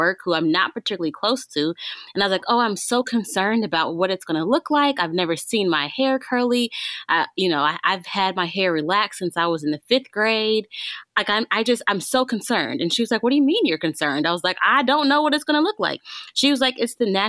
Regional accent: Arkansas, United States; I grew up in Arkansas. I grew up in the South

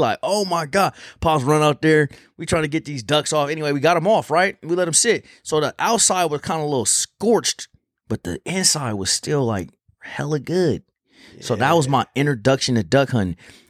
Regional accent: California, United States; But I got a couple homies that I grew up with back in Cali, man.

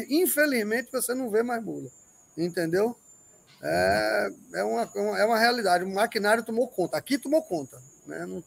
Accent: Northeast Region, Brazil; Bom, é, eu sou nordestino, sou hum, é, bisneto, neto e filho de nordestinos, imigrantes, né?

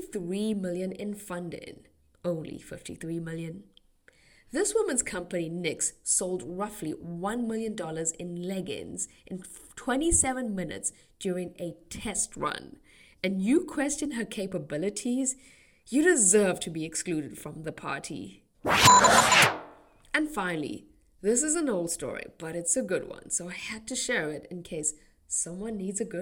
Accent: South Africa; my home country of South Africa

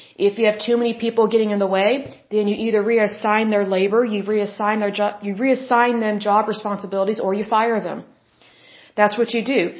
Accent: Oklahoma, United States; Oklahoma, my home state.

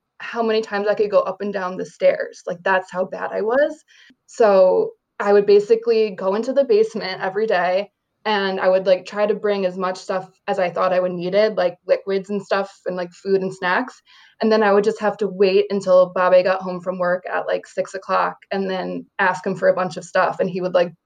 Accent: upstate New York, United States; moved away as an adult; my husband and I moved back to my hometown and bought a house in upstate New York

